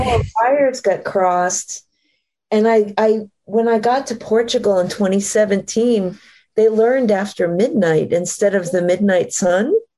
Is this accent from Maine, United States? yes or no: yes; Maine, United States; moved away; I grew up in Maine, up in trees